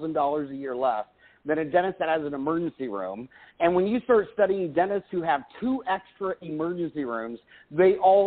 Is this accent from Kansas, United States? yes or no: yes; Kansas, United States; I grew up in Kansas